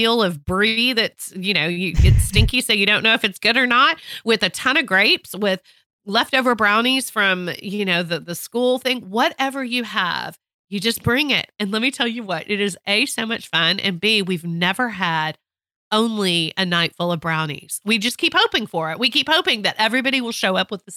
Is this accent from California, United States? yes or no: no; Texas, United States; I'm a Texan